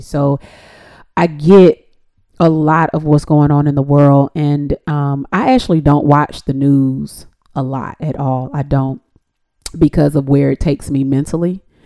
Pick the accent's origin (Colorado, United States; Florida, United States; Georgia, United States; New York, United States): Georgia, United States; Decatur; also born or lived in Atlanta, Georgia; I'm actually from Atlanta. I was born in Atlanta. I was raised in Decatur, Georgia, to be exact.